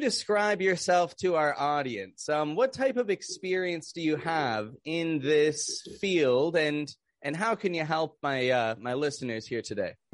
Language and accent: English; Toronto, Ontario, Canada; now in Mexico; I'm from Canada, from Toronto, living down in Mexico